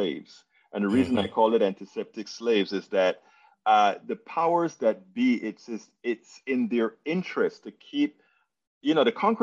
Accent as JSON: {"language": "English", "country": "Panama", "said": "I'm from Panama, Central America"}